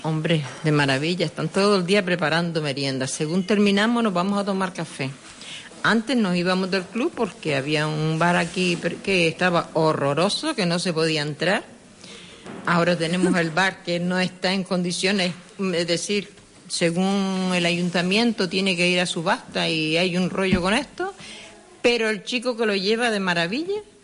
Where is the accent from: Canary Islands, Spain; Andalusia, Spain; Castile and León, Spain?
Canary Islands, Spain; Sardina del Sur; Nací en Sardina, en calle Las Angustias, número uno.